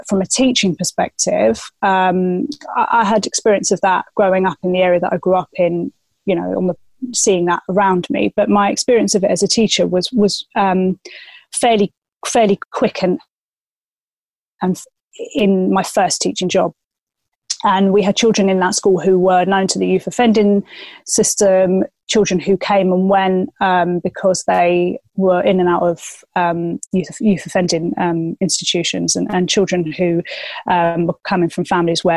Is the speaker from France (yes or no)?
no; London, United Kingdom; I grew up in Southeast London. I grew up in a council flat in New Cross